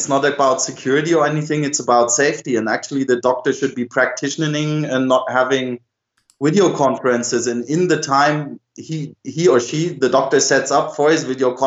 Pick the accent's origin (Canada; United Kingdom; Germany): Germany; I'm from Germany